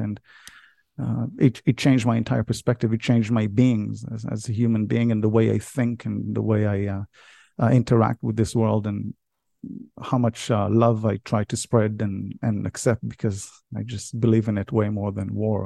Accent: Israel; moved away as an adult; now in United States; I was born and raised in Israel. Although I live in America

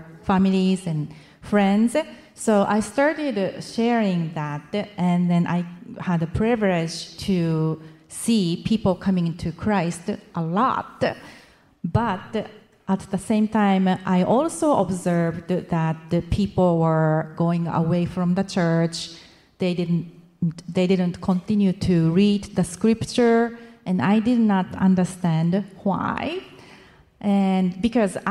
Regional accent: Japan; I'm from Japan.

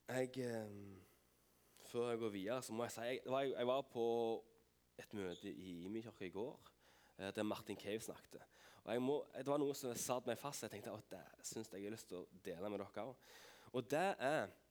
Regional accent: Vigrestad, Rogaland, Norway; Jeg har bodd på Vigerstad hele mitt liv. Eh, Unnfanga og født

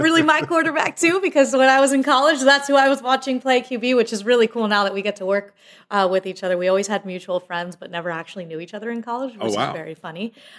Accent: Fort Lauderdale, Florida, United States; I'm from Fort Lauderdale, like, very, you know, it's a big city.

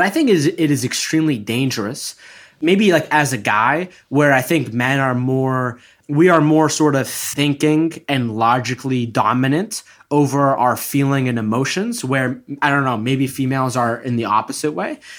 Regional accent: Egypt; I'm from Egypt.

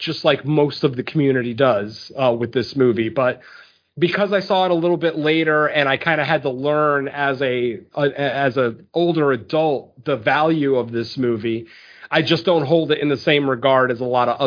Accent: Connecticut, United States; there were woods behind my house growing up in Connecticut

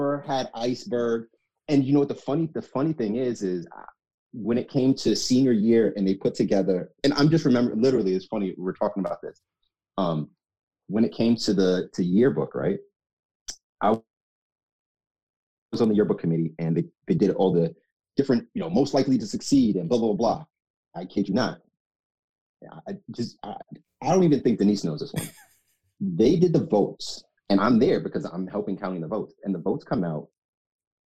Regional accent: Mount Vernon, New York, United States; moved away as an adult; also born or lived in Jamaica; now in Washington, D.C., United States; we lived in Mount Vernon, which is where I grew up

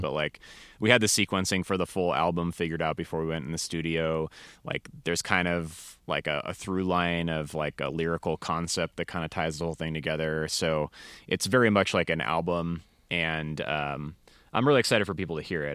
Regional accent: Seattle, Washington, United States; moved away as an adult; now in Denver, United States; I'm from the Seattle area originally

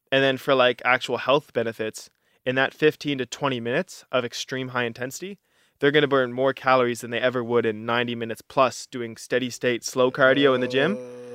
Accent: Halifax, Nova Scotia, Canada; my favorite place in the world is Halifax, Nova Scotia. Mm-hmm. You know, it's my hometown. It's where I was raised. It's where I was born.

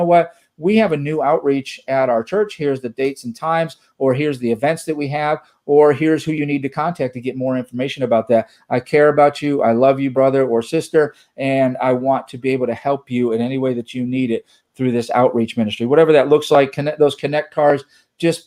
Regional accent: East Coast, United States; now in Texas, United States; I grew up on the East Coast. I am in the United States of Texas now

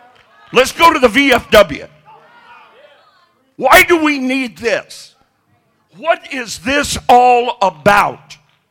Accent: the South, United States; because I'm from the South, and people in the South, you know, it's the Bible Belt, and we go to church.

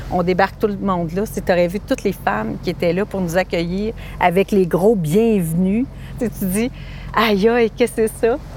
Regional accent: Côte-Nord, Quebec, Canada; c'est notre Côte-Nord quand même

